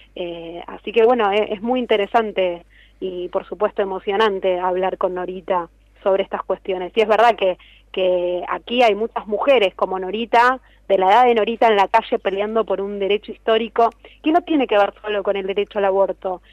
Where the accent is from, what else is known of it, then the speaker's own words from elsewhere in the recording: La Matanza, Buenos Aires Province, Argentina; la Feria del Libro de La Matanza, que es de donde soy yo.